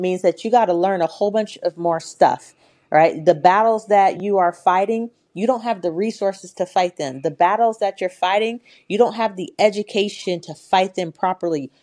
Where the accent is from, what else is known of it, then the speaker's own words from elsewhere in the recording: Portland, Oregon, United States; I grew up in Northeast Portland in the eighties, Portland, Oregon